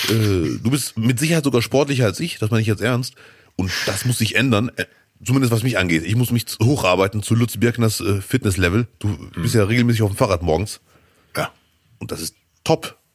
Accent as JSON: {"language": "German", "town": "Cologne", "region": "North Rhine-Westphalia", "country": "Germany", "said": "als Kölner diese Saison ist wirklich bitter."}